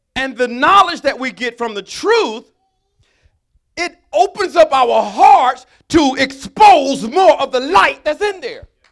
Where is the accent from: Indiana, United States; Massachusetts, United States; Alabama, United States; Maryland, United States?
Alabama, United States; I'm from Alabama